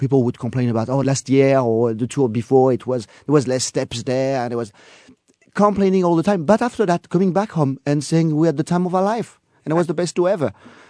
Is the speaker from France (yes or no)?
yes; France; accent: French; English is a second language; I hate my French accent.